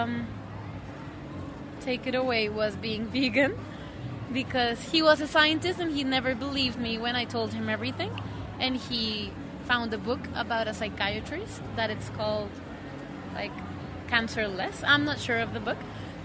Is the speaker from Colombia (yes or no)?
yes; Colombia; moved away; I come from Colombia.